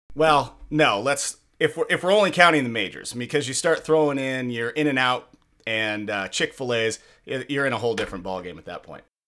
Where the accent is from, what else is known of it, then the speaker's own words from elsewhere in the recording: just south of Seattle, Washington, United States; growing up in Washington, um, uh, just south of Seattle